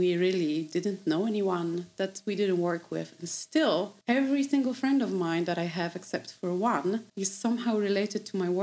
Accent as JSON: {"language": "English", "country": "Poland", "also_born_or_lived": "United Kingdom", "second_language": "English", "moved": "as an adult", "lives_now": "Sweden", "said": "I'm from Poland."}